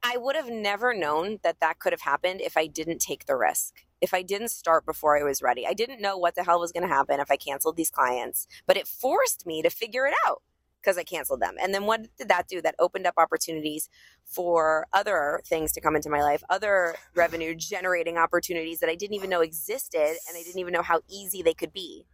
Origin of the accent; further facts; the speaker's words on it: New York, United States; I'm a New Yorker